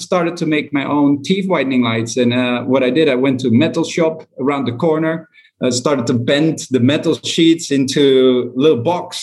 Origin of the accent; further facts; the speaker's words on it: Netherlands; moved away as an adult; also born or lived in China; I'm from Holland